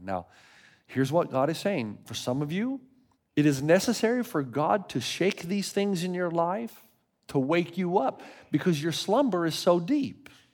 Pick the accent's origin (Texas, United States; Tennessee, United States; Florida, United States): Tennessee, United States; now in California, United States; I grew up in Tennessee